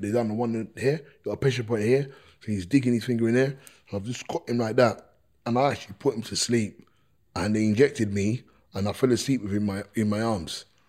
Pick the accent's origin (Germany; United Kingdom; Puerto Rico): United Kingdom; London; born or raised there